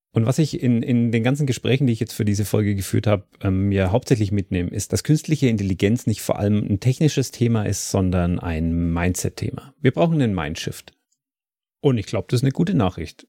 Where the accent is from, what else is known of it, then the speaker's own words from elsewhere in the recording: Dietenhofen, Bavaria, Germany; Diedenhofen ist mein Heimatort